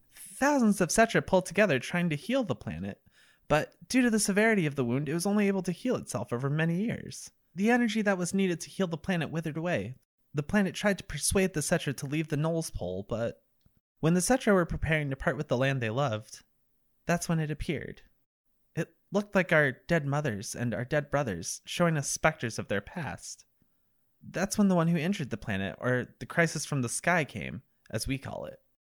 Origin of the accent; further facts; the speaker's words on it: Vermont, United States; I'm from Vermont. We ski here